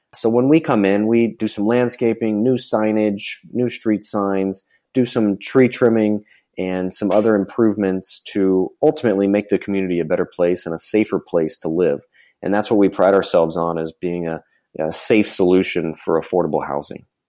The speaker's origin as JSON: {"language": "English", "region": "Florida", "country": "United States", "said": "I'm from Florida."}